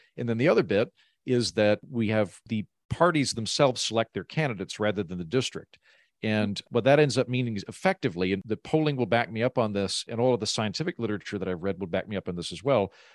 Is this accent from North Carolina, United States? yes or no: no; Oklahoma, United States; moved away; I'm from Oklahoma, so I'm from the middle of the country, but I tend to live in very blue, creative, cosmopolitan cities